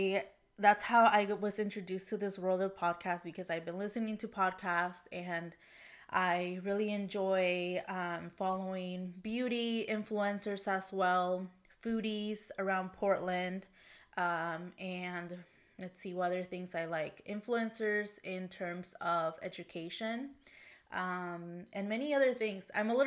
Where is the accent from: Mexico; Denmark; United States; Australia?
Mexico; born there; English is a second language; Yeah, so I was born in Mexico, and ever since I was young, my family and I traveled to Mexico frequently, at minimum once per year.